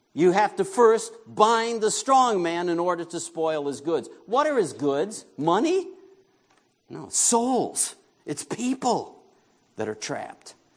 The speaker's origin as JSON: {"language": "English", "region": "New York", "country": "United States", "tie": "born or raised there", "moved": "yes", "said": "I grew up in New York"}